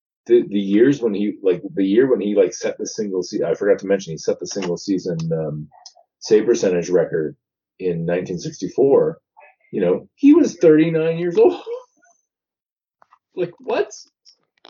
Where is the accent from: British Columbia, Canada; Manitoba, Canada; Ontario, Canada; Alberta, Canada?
Ontario, Canada; Toronto; growing up in Toronto